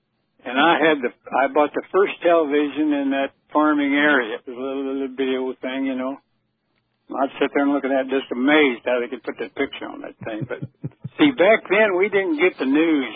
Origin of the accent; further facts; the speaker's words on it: Mound City, Missouri, United States; also born or lived in Emporia, Kansas / St. Joseph, Missouri; We really moved to Mound City, which is a little town north of St. Joe, but we grew up in that area